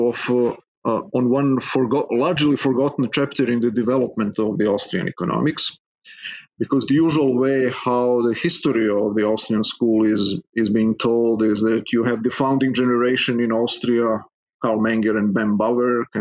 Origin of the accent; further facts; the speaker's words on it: Serbia; English is a second language; moved away as an adult; as you can hear from my accent, I'm not a native-born American. I've been born and raised in Serbia, which is a small country in southeastern Europe